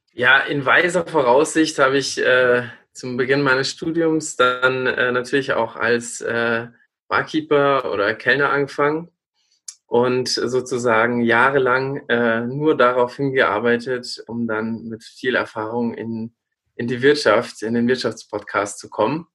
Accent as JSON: {"language": "German", "area": "countryside near Regensburg", "region": "Bavaria", "country": "Germany", "tie": "born or raised there", "also_born_or_lived": "Siegen", "accent": "Lower Bavarian", "moved": "yes", "said": "ich bin ja aus Regensburg und äh, in der Stadt selber redet man nicht so bayerisch, aber ich bin am Land aufgewachsen."}